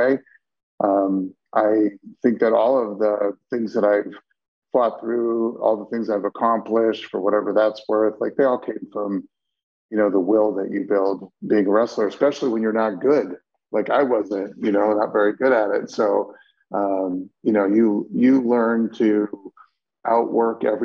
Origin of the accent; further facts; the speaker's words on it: State College, Pennsylvania, United States; I grew up in State College